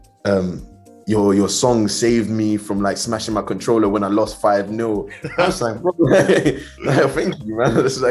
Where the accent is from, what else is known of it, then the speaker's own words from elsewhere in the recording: Southampton, South East England, United Kingdom; I grew up in Southampton.